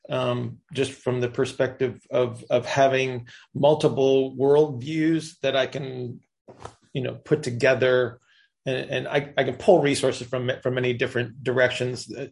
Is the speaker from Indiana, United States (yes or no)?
yes; Indiana, United States; yeah. and raised.